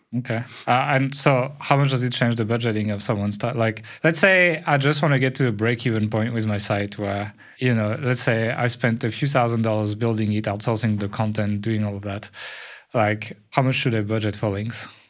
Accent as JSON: {"language": "English", "country": "France", "accent": "French"}